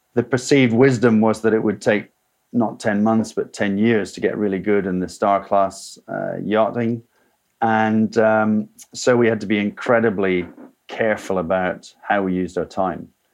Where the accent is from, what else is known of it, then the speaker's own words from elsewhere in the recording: Scotland, United Kingdom; moved away as an adult; also born or lived in South of England; I left Scotland, my, my home country, as soon as I'd finished university, came to the south of England